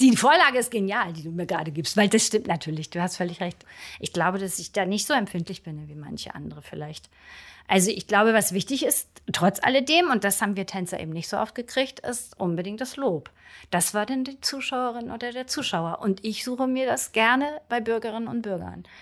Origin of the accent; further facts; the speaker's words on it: Brunsbüttel, Schleswig-Holstein, Germany; now in Berlin, Germany; ich komme ursprünglich aus Brunsbüttel, einer Schleusenstadt am Wasser sozusagen. Ein Fischkopf, wie auch manche das nennen würden.